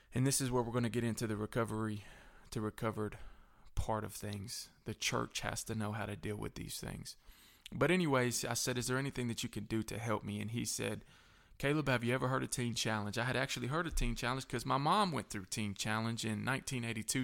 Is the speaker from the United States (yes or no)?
yes; Manchester, Tennessee, United States; also born or lived in Shelbyville, Tennessee; I moved from Shelbyville back down to Manchester